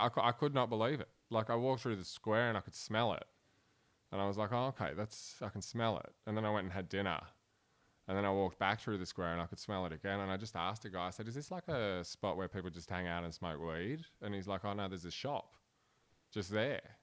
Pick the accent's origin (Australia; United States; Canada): Australia; Blacktown, New South Wales; born or raised there; accent: broad Australian; also born or lived in Cologne, Germany